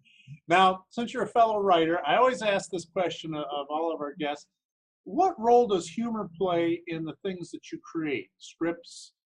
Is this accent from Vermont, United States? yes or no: no; Detroit, Michigan, United States; I grew up around Detroit, so I grew up with Canadian TV as one of the stations when I grew up.